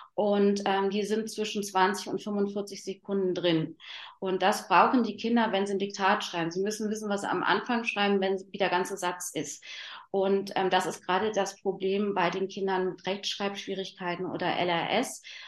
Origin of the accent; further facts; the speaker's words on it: Berlin, Germany; bei uns in Berlin